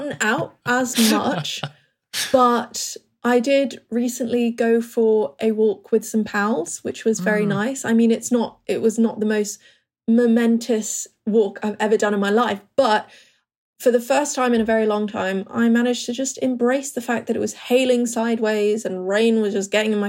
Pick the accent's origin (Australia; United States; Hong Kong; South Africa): Hong Kong; now in Bristol, United Kingdom; growing up in Hong Kong